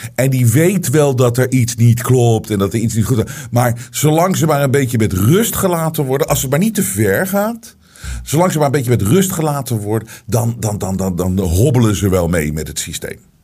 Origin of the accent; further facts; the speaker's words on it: Netherlands; wij als Nederlanders